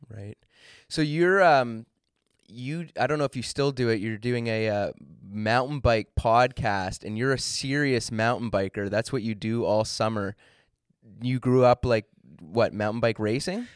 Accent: Ontario, Canada; I'm from Ontario

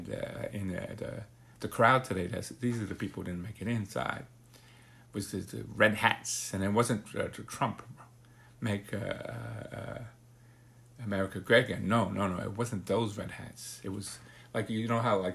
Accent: New York City, New York, United States; also born or lived in Broward County, Florida; now in Florida, United States; I came from New York City.

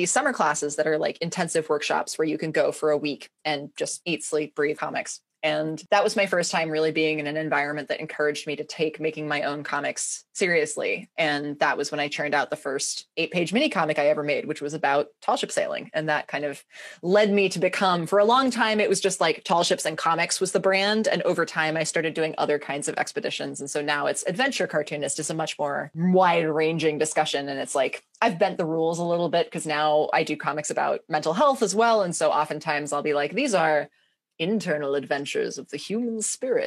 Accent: Ojai, California, United States; moved away as an adult; also born or lived in Portland; I just moved back down to my hometown a couple months ago

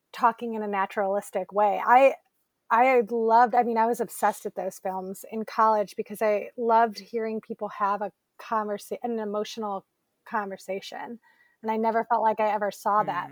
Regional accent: Elyria, Ohio, United States; my hometown, Elyria, Ohio

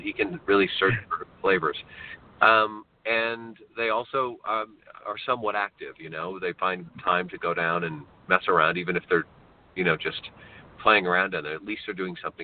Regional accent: Dubuque, Iowa, United States; moved away as an adult; also born or lived in Springfield, Missouri; now in Los Angeles, United States; I grew up in Iowa, in Dubuque

